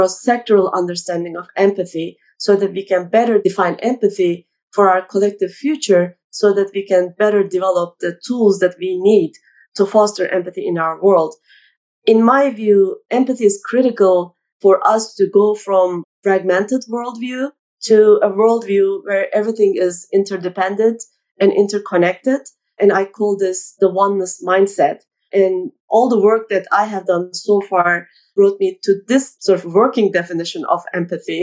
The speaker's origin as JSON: {"language": "English", "country": "Turkey", "tie": "born or raised there", "said": "I grew up in Turkey"}